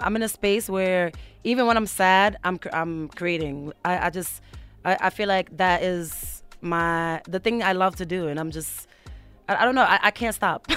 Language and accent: English; United States; also born or lived in Mauritania / Senegal; I moved to America when I was seven years old